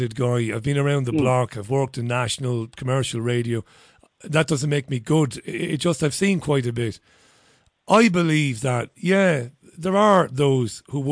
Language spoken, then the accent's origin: English; Ireland; As one Irishman to another